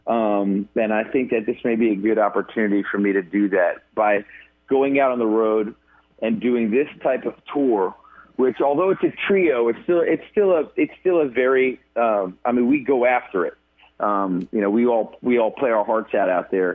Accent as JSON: {"language": "English", "region": "New York", "country": "United States", "moved": "yes", "lives_now": "Nashville, United States", "said": "I'm a New Yorker"}